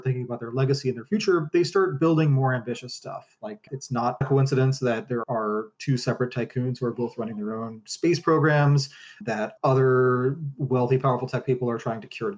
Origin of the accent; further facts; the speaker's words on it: United States; as an American